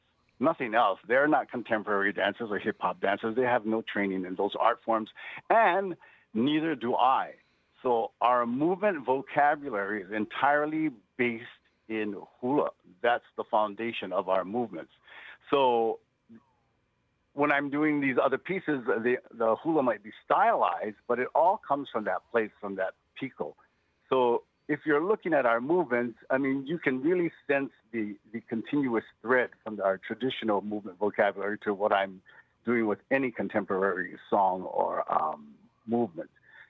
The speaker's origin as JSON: {"language": "English", "region": "Hawaii", "country": "United States", "lives_now": "San Francisco, United States", "said": "Even though I'm here in San Francisco, I get to practice being a Hawaiian, a Native Hawaiian, and using those customs and traditions"}